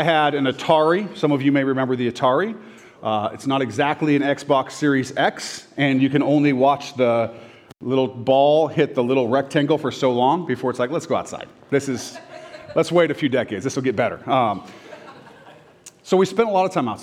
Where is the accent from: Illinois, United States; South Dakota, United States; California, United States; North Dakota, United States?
California, United States; Orange County, Southern; moved away; also born or lived in Renton, Washington; I moved to Southern California, Orange County.